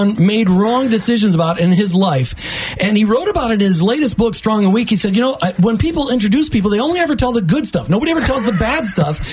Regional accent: Minneapolis, Minnesota, United States; I grew up in Minneapolis

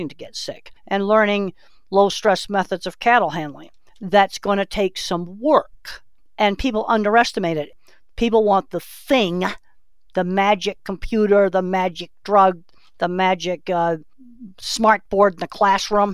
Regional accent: Boston, Massachusetts, United States; moved away; I was raised in Boston, Massachusetts

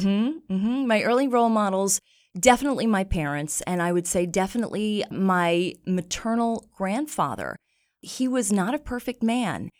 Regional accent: New York, United States; now in Boston, United States; I grew up in New York

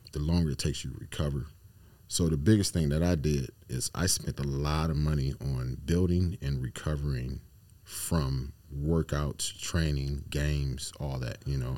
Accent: Akron, Ohio, United States; I'm from Ohio, Akron

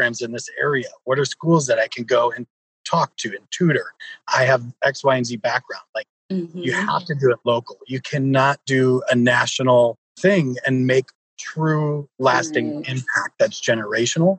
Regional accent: Detroit, Michigan, United States; I grew up in Detroit

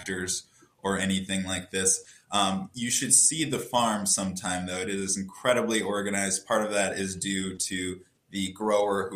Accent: Oberlin, Ohio, United States; moved away as an adult; now in Chicago, United States; I'm originally from Oberlin, Ohio, so I worked at a farm there that worked with college students

